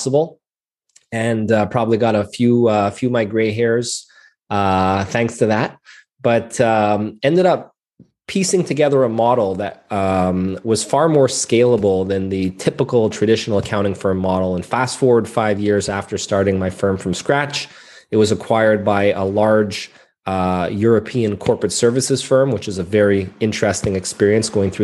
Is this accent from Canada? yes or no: yes; Montreal, Quebec, Canada; I'm a CPA born and raised in Montreal, Canada.